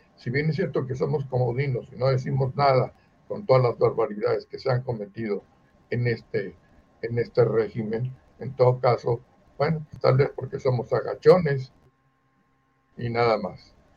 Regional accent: Mexico; Nosotros somos nacidos en México

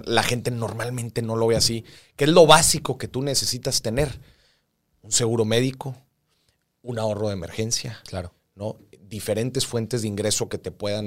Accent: Mexico

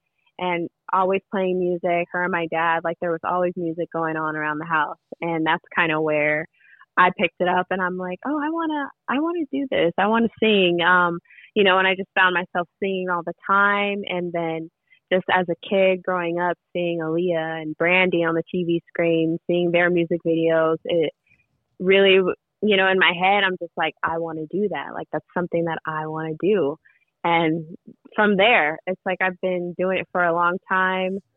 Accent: Fontana, California, United States; I grew up in Fontana, born and raised

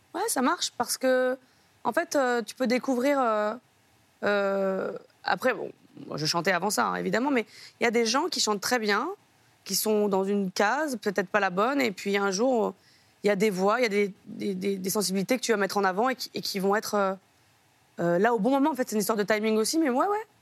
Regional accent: France; je habite en France, hein, je suis française

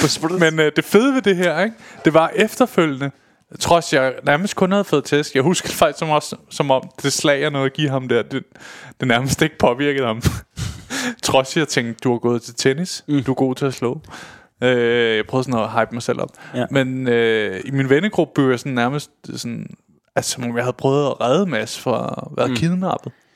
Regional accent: Køge, Zealand, Denmark; nede i Køge, hvor jeg kommer fra

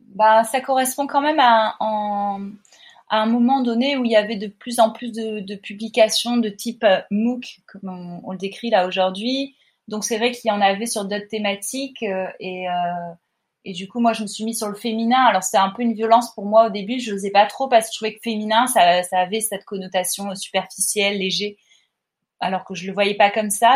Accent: Montpellier, Occitania, France; now in Paris, France; je viens de Montpellier, je suis pas dans un environnement artistique

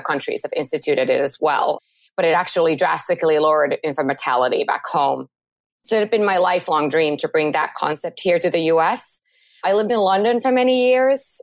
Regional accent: Helsinki, Uusimaa, Finland; moved away; I am originally from Finland, so born and raised in Helsinki.

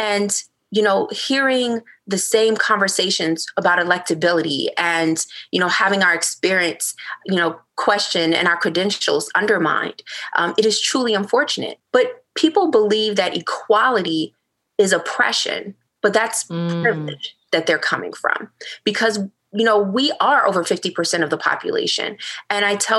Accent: Petersburg, Virginia, United States; Growing up in Petersburg, Virginia.

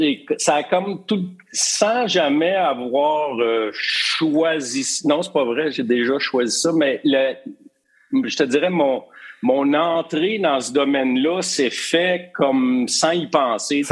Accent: Drummondville, Quebec, Canada; moved away as an adult; also born or lived in Montreal; Drummondville, euh, Drummondville, 1960, quand je suis venu au monde

